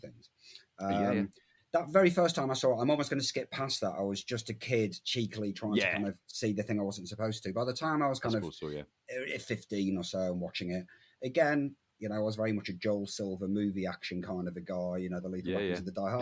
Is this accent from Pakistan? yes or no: no; England, United Kingdom; as an Englishman in the 1980s